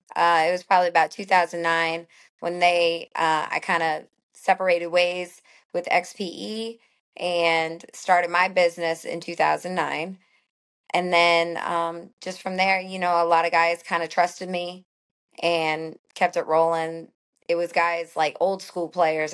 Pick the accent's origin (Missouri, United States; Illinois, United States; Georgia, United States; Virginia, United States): Missouri, United States; St. Louis; moved away as an adult; also born or lived in Florida; now in Atlanta, United States; I grew up in Saint Louis, not a huge, huge city, but it was a great baseball city